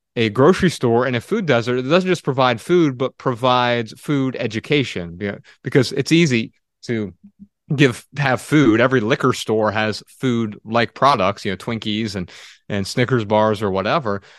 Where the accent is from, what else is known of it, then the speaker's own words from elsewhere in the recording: Dayton, Ohio, United States; we're from Dayton, Ohio